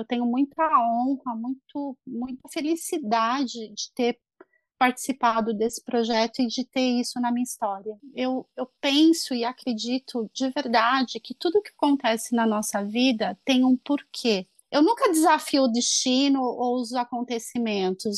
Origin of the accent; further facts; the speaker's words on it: Brazil; moved away as an adult; now in Ireland; eu sou brasileiro